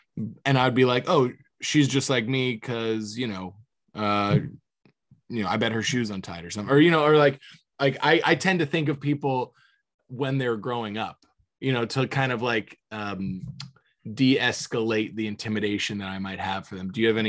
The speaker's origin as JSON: {"language": "English", "region": "Florida", "country": "United States", "tie": "born or raised there", "said": "What's interesting is growing up in Florida for me"}